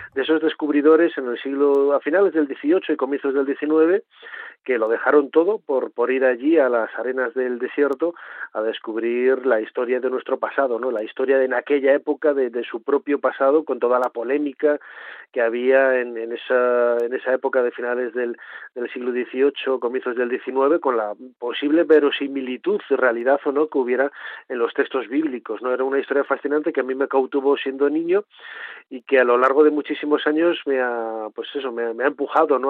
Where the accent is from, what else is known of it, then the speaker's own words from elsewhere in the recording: Valladolid, Castile and León, Spain; yo vengo de una familia muy humilde de, de Valladolid, aunque nací en León